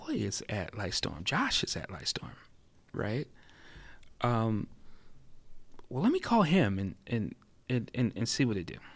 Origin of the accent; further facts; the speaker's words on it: Florida, United States; born there; now in California, United States; even though I was born in in Florida, you know, I think California is my home now.